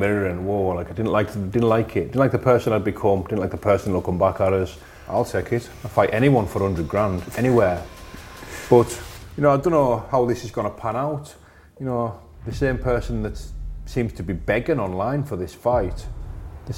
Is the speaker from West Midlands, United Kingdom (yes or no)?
no; Carlisle, North West England, United Kingdom; I grew up in Curragh, Carlisle. I'm back there now